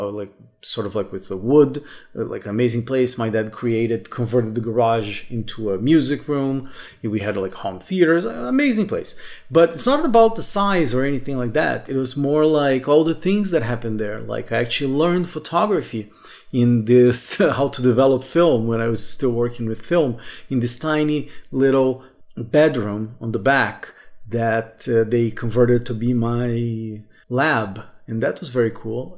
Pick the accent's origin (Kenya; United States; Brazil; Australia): Brazil; moved away as an adult; also born or lived in Brasília; I could go back to uh, my hometown, to this house for my parents every three, four months or so. Like, because in Brazil